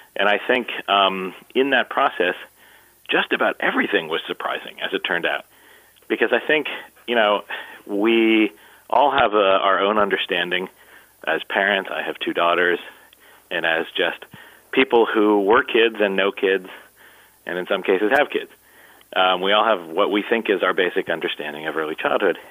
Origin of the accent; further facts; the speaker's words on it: Columbus, Ohio, United States; my hometown, uh, which is Columbus, Ohio